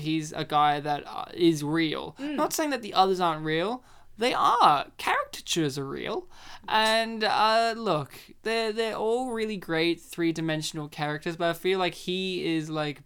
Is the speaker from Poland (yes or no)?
yes; Poland; As someone who is Polish